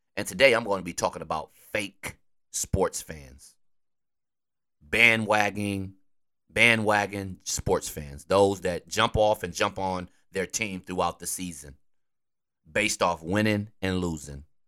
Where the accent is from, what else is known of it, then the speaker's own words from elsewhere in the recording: Wisconsin, United States; I'm from Wisconsin